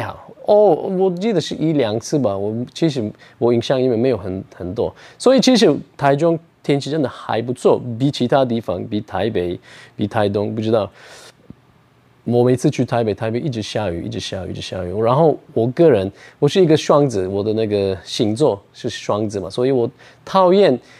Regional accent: Ankara, Turkey; Chinese is a second language; moved away as an adult; now in Taichung, Taiwan; 我的老家，我的家乡，那个安卡拉，土耳其的秀度，那边也会冷，会热

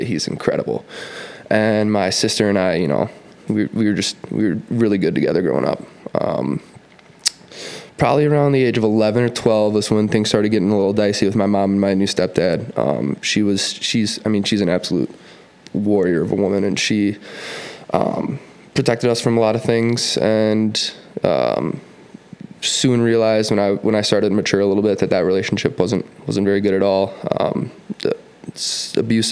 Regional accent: Minnetonka, Minnesota, United States; also born or lived in Illinois; we started growing up in Minnetonka High School

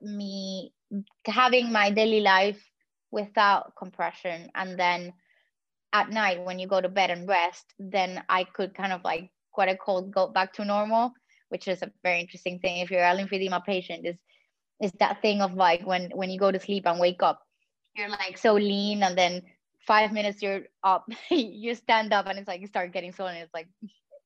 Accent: Puerto Rico; first language Spanish; English is a second language; I come from the Caribbean

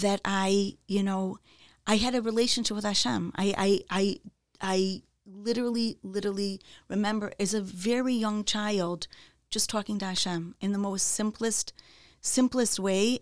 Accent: Chicago, Illinois, United States; also born or lived in Wilmette, Illinois; So, um, I grew up in Chicago. I was born in Chicago, in the city.

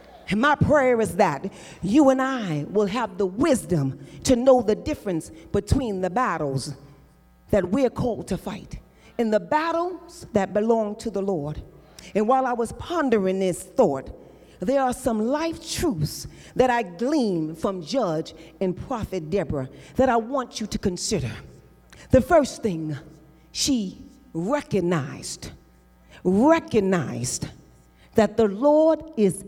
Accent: New York, United States; I'm from New York, where I grew up in the projects.

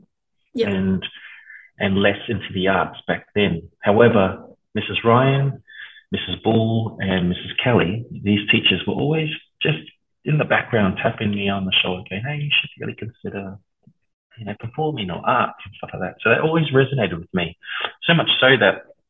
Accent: Ipswich, Queensland, Australia; also born or lived in Lower Hutt, New Zealand / Porirua, New Zealand / Auckland, New Zealand / Samoa (ancestry); we moved to a little town called Ipswich outside Brisbane, I was raised, and most of my schooling and my childhood was there

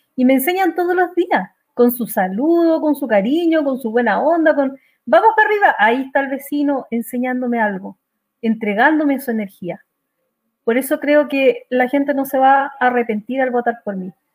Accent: Calama, Antofagasta, Chile; una ciudad donde yo nací, que es Calama

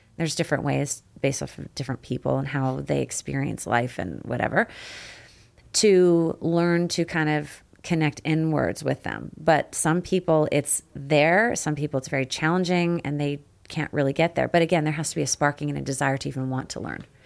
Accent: Canada; I got the can-, Canadian in me

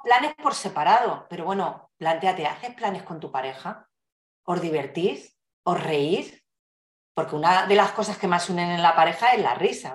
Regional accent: Fuenlabrada, Community of Madrid, Spain; haber vivido toda la vida en, en Fuenlabrada, en Madrid

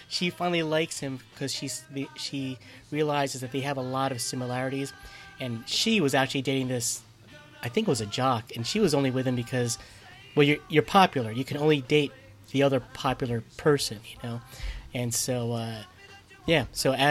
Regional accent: New Jersey, United States; I was from North Jersey.

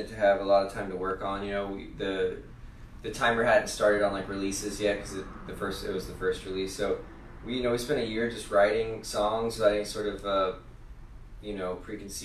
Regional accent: outside of New Orleans, Louisiana, United States; we grew up outside of New Orleans

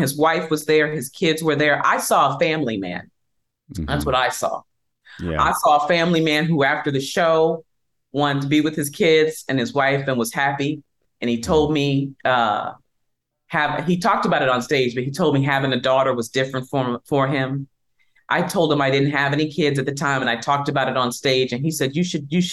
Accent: Miami, Florida, United States; also born or lived in Georgia; now in Indiana, United States; I'm from Georgia, raised in Miami

